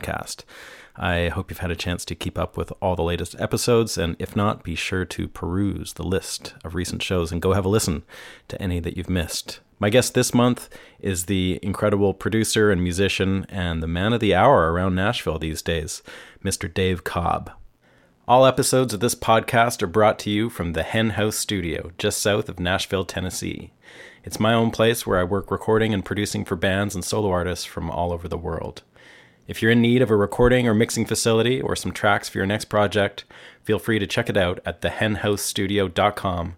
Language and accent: English; Vancouver, British Columbia, Canada; moved away; I come from Vancouver